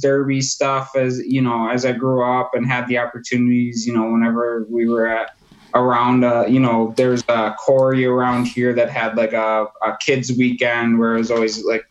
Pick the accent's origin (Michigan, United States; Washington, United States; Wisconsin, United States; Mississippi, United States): Wisconsin, United States; growing up in Wisconsin, you know, outdoors is, you know, kind of bred into us here